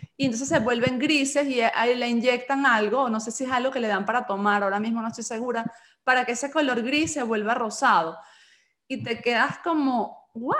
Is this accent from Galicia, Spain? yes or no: yes; Galicia, Spain; yo nací en Galicia y aquí somos de leche